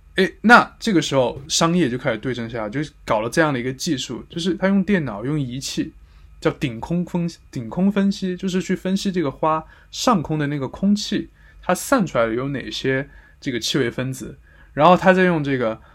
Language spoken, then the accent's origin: Chinese; Sichuan, China; now in Paris, France; 但我们四川话叫黄果嘞